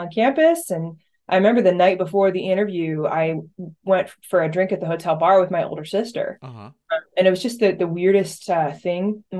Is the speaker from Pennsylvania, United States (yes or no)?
yes; State College, Pennsylvania, United States; I grew up right here in State College, went to the high school here